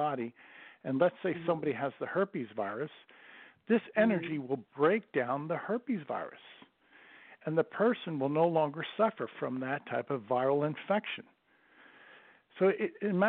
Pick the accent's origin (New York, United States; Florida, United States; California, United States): Florida, United States; Bradenton; I'm from Bradenton, Florida